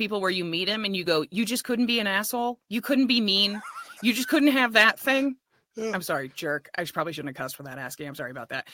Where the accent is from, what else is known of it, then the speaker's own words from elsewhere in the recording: California, United States; I'm Californian.